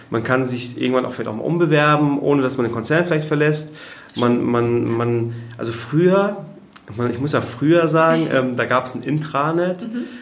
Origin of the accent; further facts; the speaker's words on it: Kiel, Schleswig-Holstein, Germany; in Kiel, wo ich herkomme